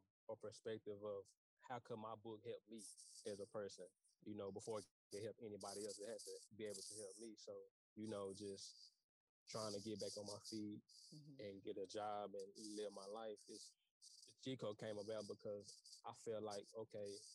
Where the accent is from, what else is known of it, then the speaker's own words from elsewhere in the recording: Dallas, Texas, United States; I'm from Dallas, Texas